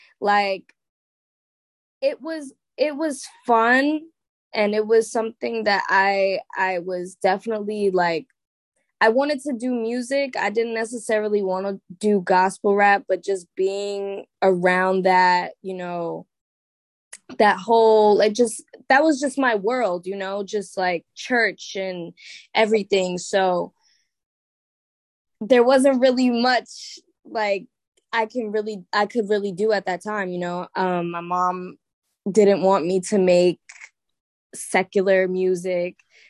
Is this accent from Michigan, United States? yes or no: no; Staten Island, New York, United States; Word. Staten Island. So I always say, like, I already kind of lived life in a bubble, like just off of where I went to school, just off of just my whole environment at that time was church and school.